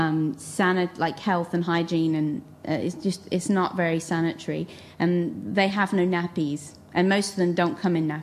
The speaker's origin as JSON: {"language": "English", "region": "England", "country": "United Kingdom", "said": "I'm from England"}